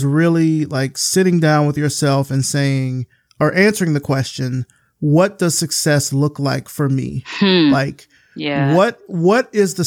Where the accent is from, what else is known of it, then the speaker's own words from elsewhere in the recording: the South, United States; I'm a Southern boy through and through